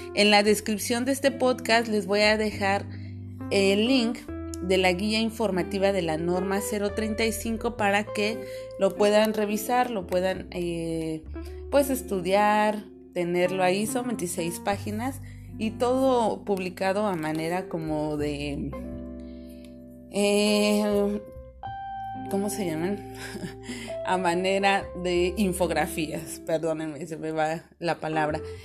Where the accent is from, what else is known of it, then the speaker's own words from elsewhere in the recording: Mexico City, Mexico; moved away as an adult; now in Cancún, Mexico; yo soy de la Ciudad de México, ahora tengo la fortuna de vivir en Cancún